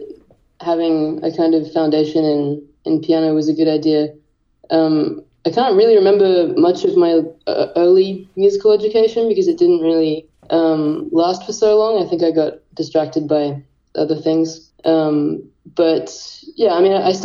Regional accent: Sydney, New South Wales, Australia; I grew up in Sydney

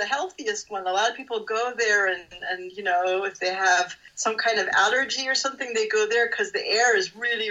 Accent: Tacoma, Washington, United States; first language French; English is a second language; now in Berlin, Germany; my mother couldn't speak English. My father couldn't speak German. And so when they got married and moved to Tacoma, where I was born, they spoke French. So my first language was French.

